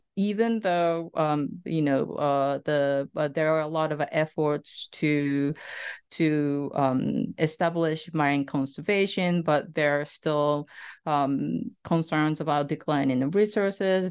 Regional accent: Saitama, Japan; moved away as an adult; also born or lived in Tokyo / New Jersey, United States; I was born in a coastal West, a prefecture named the, uh, Saitama Prefecture

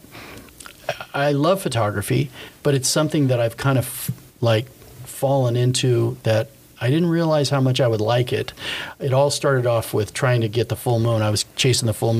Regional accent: Anaheim, California, United States; also born or lived in Placentia; I grew up in Anaheim, went to Magnolia High School, and you know, went to Cal State Fullerton

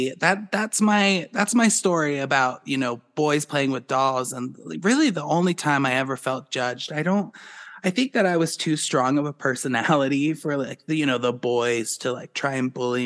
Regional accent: Boulder, Colorado, United States; growing up in Boulder, there was no judgment. People are free birds in Boulder. They don't care what people do. It was a great place for me to grow up

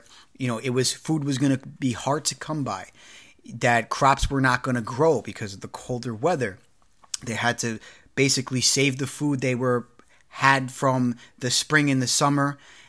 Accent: New York City, New York, United States; I'm from Bronx, New York.

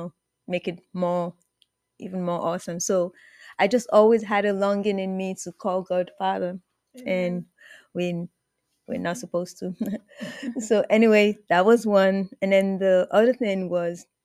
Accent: Nigeria; I'm originally from Nigeria

